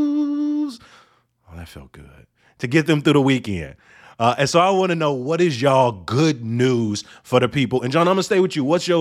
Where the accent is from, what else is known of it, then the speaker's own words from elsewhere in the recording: Chicago, Illinois, United States; as a Chicagoan